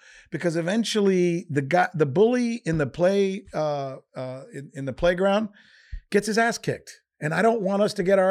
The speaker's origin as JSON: {"language": "English", "country": "United States", "said": "As an American, would I be willing to give up all of these creature comforts that I have?"}